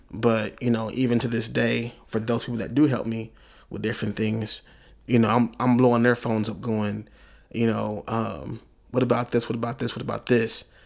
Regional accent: Oklahoma City, Oklahoma, United States; I'm from Oklahoma City

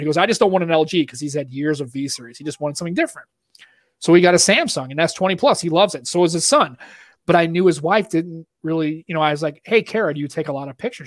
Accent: Boston, Massachusetts, United States; accent: Boston; that's my Boston accent

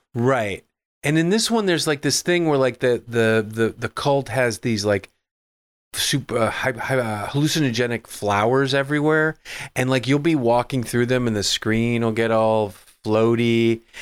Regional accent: Midwest, United States; growing up in the Midwest

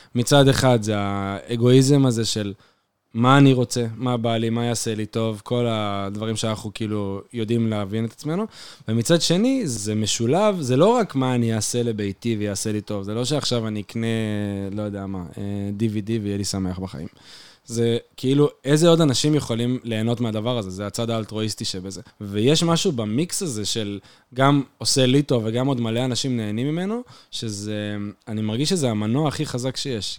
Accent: Jerusalem, Jerusalem District, Israel; moved away as an adult; now in Beersheba, Israel; אני ירושלמי, אני גר אה, עשר שנים בבאר שבע, אני עדיין גר בבאר שבע

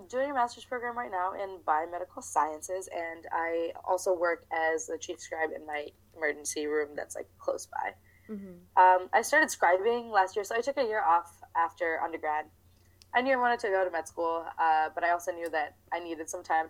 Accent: New Jersey, United States; I am from, well, if we're talking about America, I'm from New Jersey.

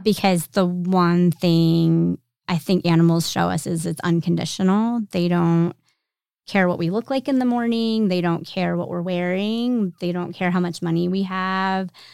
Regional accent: York, Pennsylvania, United States; moved away as an adult; now in Roanoke, United States; I am originally from Pennsylvania, but we've lived here long enough that Roanoke's home

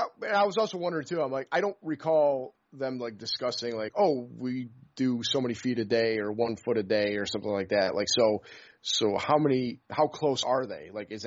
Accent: upstate New York, United States; moved away; I'm from upstate New York originally

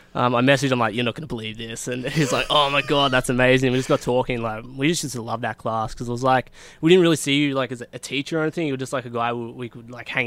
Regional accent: Melton, Victoria, Australia; I was born and bred in Melton, and, fast forward, 29 years, I'm still in Melton.

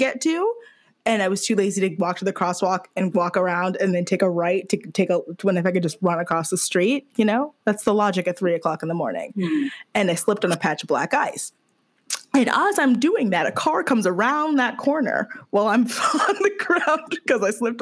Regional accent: Detroit, Michigan, United States; I grew up in Michigan

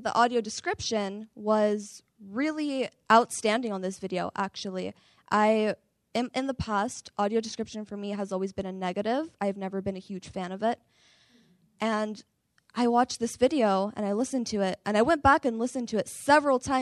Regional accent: San Francisco, California, United States; I'm from San Francisco, California

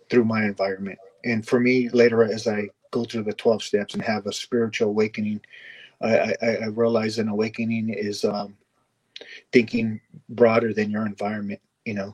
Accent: Los Angeles, California, United States; I'm from oh. San, Pedro, San Pedro, California.

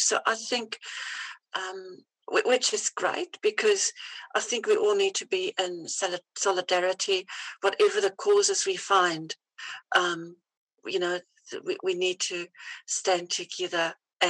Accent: Namibia; born there; I was born in Namibia. It used to be called Southwest Africa. It used to be a German colonized little place next to South Africa.

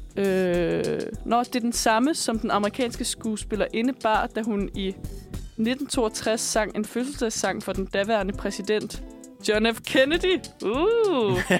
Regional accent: Bornholm, Capital Region of Denmark, Denmark; moved away; jeg er fra Bornholm, og jeg gik, øh, først på en skole, der hed Østerlars Gudhjemsskole

